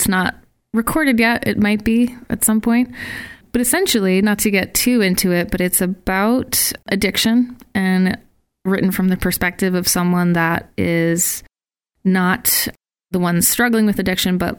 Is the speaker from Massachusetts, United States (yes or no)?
yes; Massachusetts, United States; moved away as an adult; now in Providence, United States; I grew up around the Massachusetts area, spent most of my life in Massachusetts